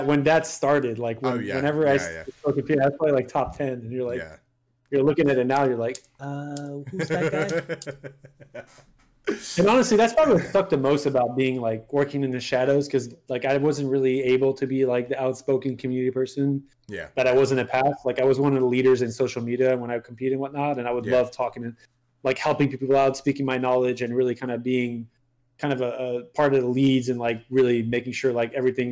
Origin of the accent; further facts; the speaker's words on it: Canada; first language French; English is a second language; also born or lived in Montreal; I'm French Canadian. My French is my first language